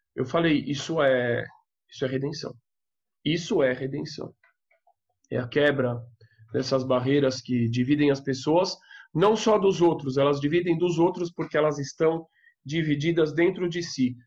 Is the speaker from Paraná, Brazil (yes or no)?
no; São Paulo, Brazil; eu sou de São Paulo